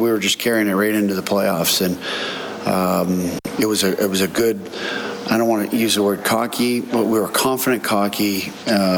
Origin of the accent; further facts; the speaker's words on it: Banff, Alberta, Canada; growing up in Banff